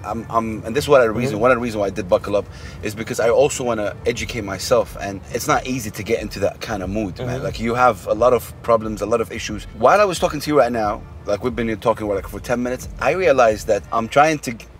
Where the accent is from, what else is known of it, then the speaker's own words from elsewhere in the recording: Saudi Arabia; I'm from Saudi Arabia